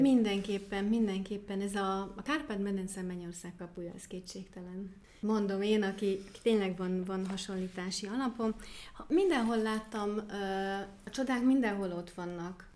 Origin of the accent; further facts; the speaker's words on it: near Stuttgart, Baden-Württemberg, Germany; Hungarian is a second language; also born or lived in Kakasd, Hungary / Decs, Hungary; now in Szekszárd, Hungary; Stuttgart mellett születtem, Németországban, Baden-Württembergben, és ott is nevelkedtem